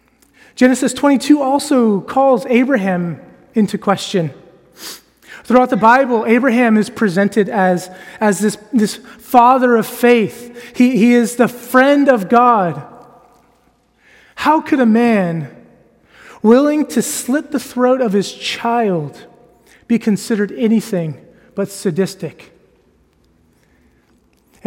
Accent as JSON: {"language": "English", "country": "United States", "moved": "yes", "lives_now": "Edinburgh, United Kingdom", "said": "I am American."}